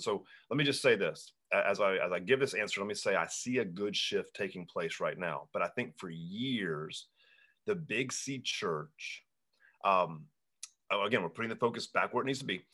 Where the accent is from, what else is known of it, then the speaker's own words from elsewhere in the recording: Hanahan, South Carolina, United States; my hometown, Hanahan, South Carolina